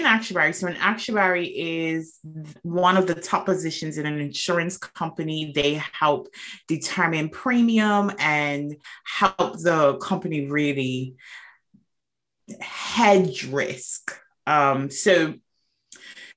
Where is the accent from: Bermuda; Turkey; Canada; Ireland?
Bermuda; moved away; I am originally from Bermuda, and Bermuda is an insurance mecca